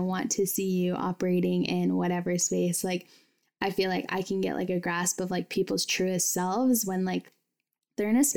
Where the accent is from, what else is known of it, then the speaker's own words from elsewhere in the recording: United States; I grew up in Washington